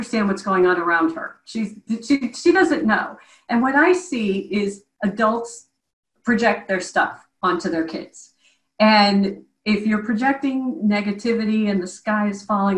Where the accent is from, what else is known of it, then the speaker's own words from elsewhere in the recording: Midwest, United States; I'm from the Midwest, stone cold heart of the Midwest, and was raised by very practical parents